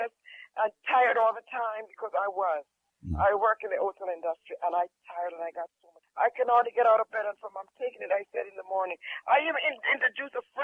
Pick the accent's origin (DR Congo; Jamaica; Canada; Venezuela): Jamaica; I'm from Jamaica